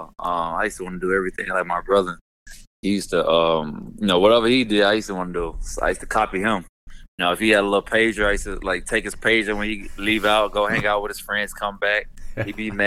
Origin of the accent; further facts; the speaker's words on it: East Chicago, Indiana, United States; growing up in East Chicago. Man, you know, obviously, you know, East Chicago, blue collar city